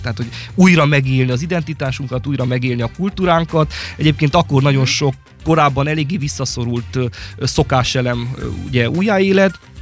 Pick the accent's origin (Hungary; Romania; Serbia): Romania; Sáromberke, Mureș County; a saját szülőfalumban, Sáronbergként